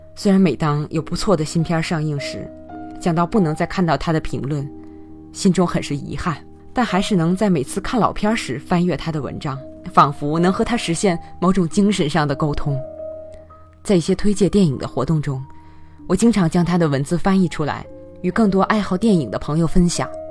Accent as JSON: {"language": "Chinese", "region": "Tianjin", "country": "China", "said": "用我们天津话来说"}